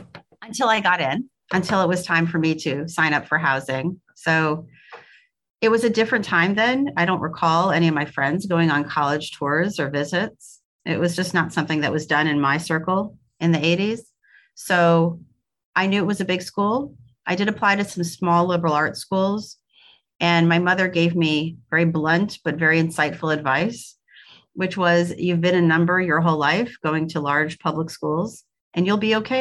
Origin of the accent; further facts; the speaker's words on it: Brooklyn, New York, United States; accent: Brooklyn; also born or lived in Madison / Austin; now in Louisville, United States; My accent was much more Brooklyn in those days. Keep in mind that this was a long time ago. So I did live in Madison for 4 years.